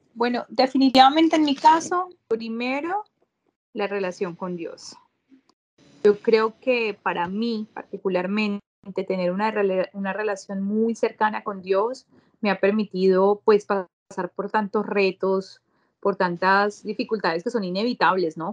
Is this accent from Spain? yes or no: no; Bogotá, Colombia; moved away as an adult; also born or lived in Barranquilla, Colombia; now in United States; yo soy colombiana, nací en mi hermoso país, Colombia, en Barranquilla, me crié en la capital, en Bogotá